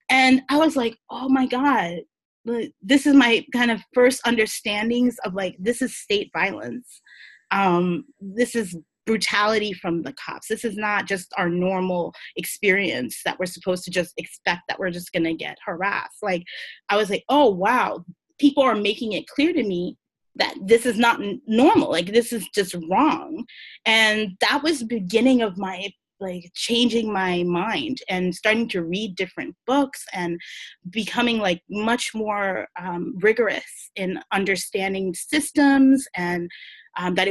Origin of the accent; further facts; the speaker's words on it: New York City, New York, United States; I grew up on the Lower East Side